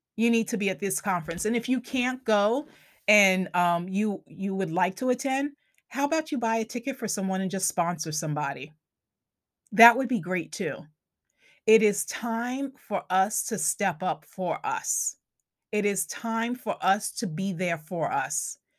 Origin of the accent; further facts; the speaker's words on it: Long Island, New York, United States; accent: Long Island; my Long Island accent kicks in sometimes